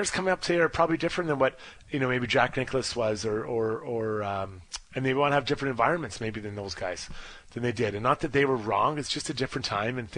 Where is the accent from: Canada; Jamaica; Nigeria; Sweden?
Canada; as a Canadian